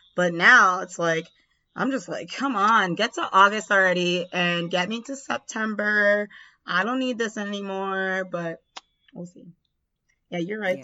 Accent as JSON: {"language": "English", "country": "Jamaica", "said": "us being Jamaican"}